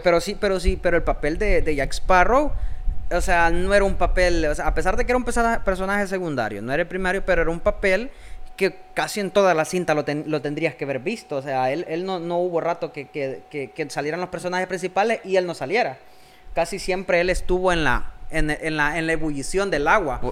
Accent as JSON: {"language": "Spanish", "country": "El Salvador", "said": "somos dos personas salvadoreñas"}